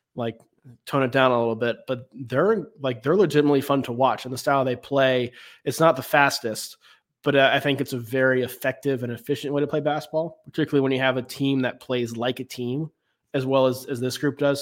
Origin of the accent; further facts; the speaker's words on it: Raleigh, North Carolina, United States; I grew up in Raleigh, uh, in the Raleigh area